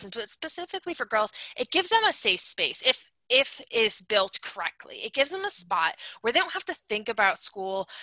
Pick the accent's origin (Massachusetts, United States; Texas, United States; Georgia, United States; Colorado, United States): Massachusetts, United States; I'm from Massachusetts, we have the Cape Cod Canal